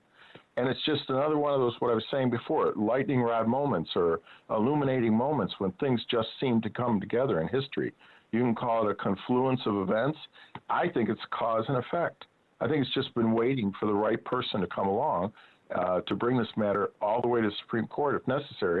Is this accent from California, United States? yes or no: no; Rochester, New York, United States; I was born in Rochester, New York.